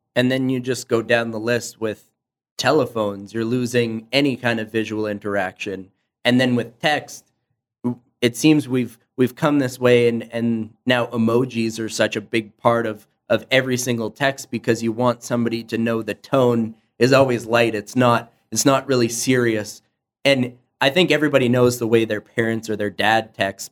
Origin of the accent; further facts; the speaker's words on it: Canada; being Canadian